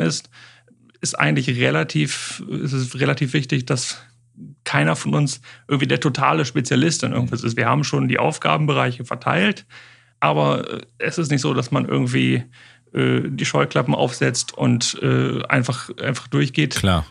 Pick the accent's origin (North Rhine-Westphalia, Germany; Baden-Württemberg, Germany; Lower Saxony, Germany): Lower Saxony, Germany; Osnabrück; hier in Osnabrück, meiner, meiner Heimat und Geburtsstadt